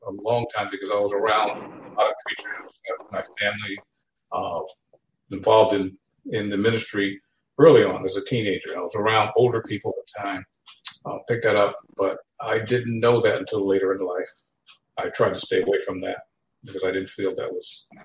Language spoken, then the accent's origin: English; New Haven, Connecticut, United States; I am from New Haven, Connecticut, originally